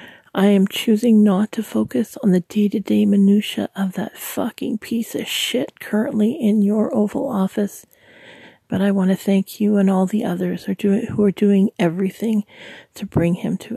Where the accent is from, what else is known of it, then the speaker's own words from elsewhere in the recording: Canada; I'm Canadian